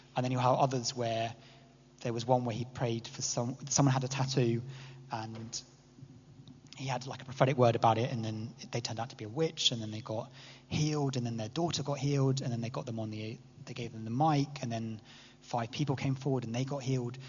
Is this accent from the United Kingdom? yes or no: yes; England, United Kingdom; as an English person